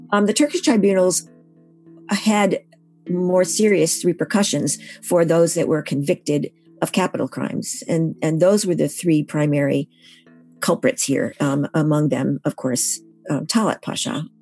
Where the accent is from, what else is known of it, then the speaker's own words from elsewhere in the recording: Syracuse, New York, United States; now in Massachusetts, United States; I was born in Syracuse, New York, and um, now live in Massachusetts.